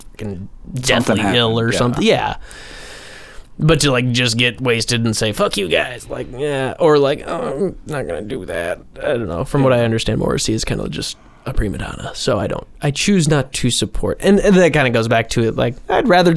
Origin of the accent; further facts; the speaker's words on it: Minnesota, United States; We're just from Minnesota.